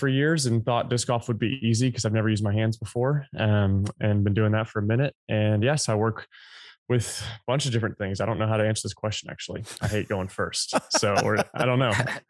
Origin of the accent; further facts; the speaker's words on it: Atlanta, Georgia, United States; I'm from Atlanta, Georgia.